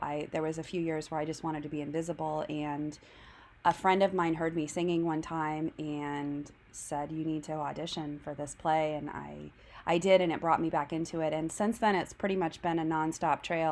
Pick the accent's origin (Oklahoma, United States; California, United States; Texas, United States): Oklahoma, United States; Tulsa; my hometown of Tulsa